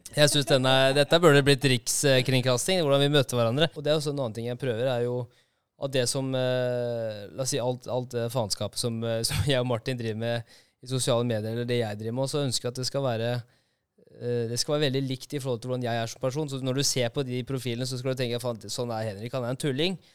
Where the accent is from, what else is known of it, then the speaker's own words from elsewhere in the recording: Halden, Østfold, Norway; er fra Halden nå, vet du.